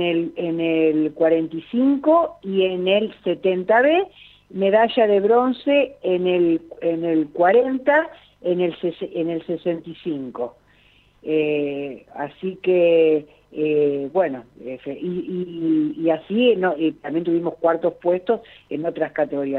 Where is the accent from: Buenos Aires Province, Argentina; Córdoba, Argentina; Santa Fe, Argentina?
Santa Fe, Argentina; Gálvez; Yo soy de la ciudad de Galvez, provincia de Santa Fe